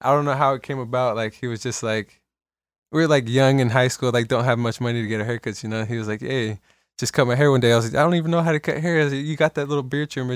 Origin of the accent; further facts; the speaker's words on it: Salinas, California, United States; I was born in Salinas, born and raised in Salinas